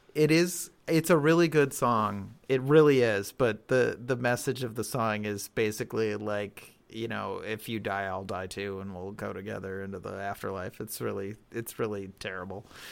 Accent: Berlin, Wisconsin, United States; Berlin is my hometown. Yeah, not New Berlin

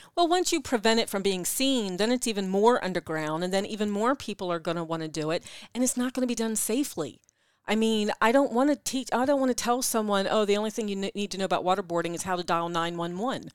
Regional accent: East Coast, United States; accent: East Coast; my East Coast accent

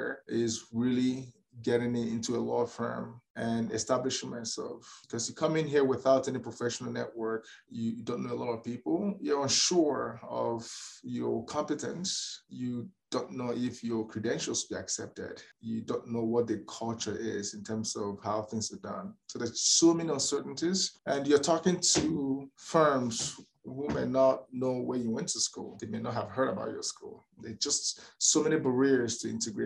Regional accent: Nigeria; moved away as an adult; now in Calgary, Canada; as a Nigerian trained lawyer

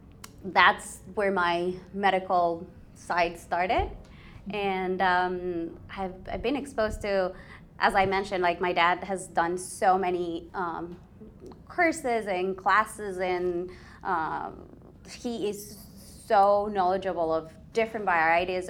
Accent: Ecuador; I was born and raised in Ecuador.

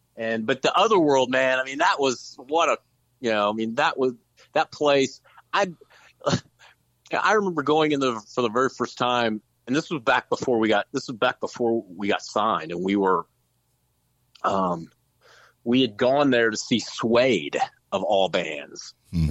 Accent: Jefferson City, Missouri, United States; moved away; also born or lived in St. Louis, Missouri / Dallas, Texas; We're all from Jefferson City

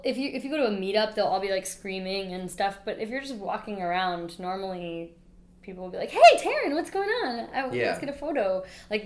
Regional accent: Wichita, Kansas, United States; moved away; I'm from Wichita

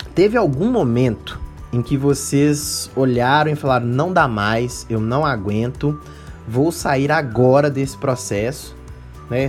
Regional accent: Minas Gerais, Brazil; BH, as Minas Gerais, terra do pão de queijo, de onde eu sou

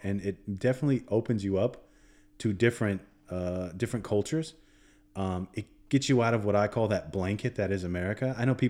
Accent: Naples, Florida, United States; Obviously, you know, I'm from Naples. Well, I grew up in Naples, Florida.

